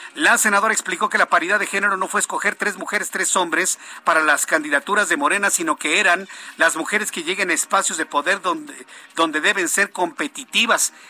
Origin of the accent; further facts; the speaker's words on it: Mexico; Soy, mexicano exactamente como usted.